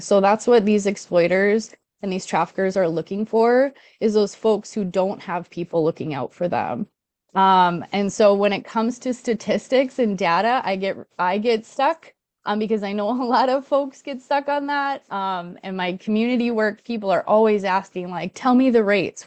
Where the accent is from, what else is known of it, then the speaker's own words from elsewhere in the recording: Duluth, Minnesota, United States; I'm from Duluth